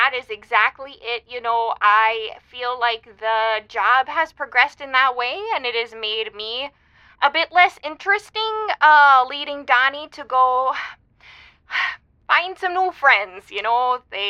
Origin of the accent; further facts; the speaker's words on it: Maple Grove, Minnesota, United States; Yeah, I'm from Maple Grove, but, we just moved out to here